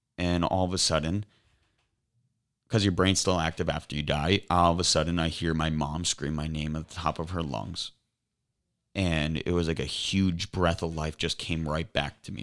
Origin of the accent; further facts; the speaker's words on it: Cape Coral, Florida, United States; now in Naples, United States; I was born and raised in Cape Coral.